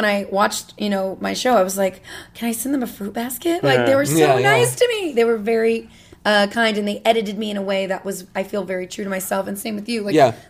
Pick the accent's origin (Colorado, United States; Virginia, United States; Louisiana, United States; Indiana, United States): Louisiana, United States; I'm from Louisiana. Technically, Bone Cage and I could be related at this rate.